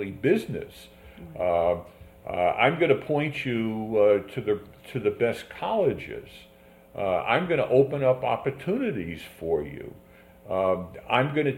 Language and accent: English; New York City, New York, United States; I grew up in a tenement in the Bronx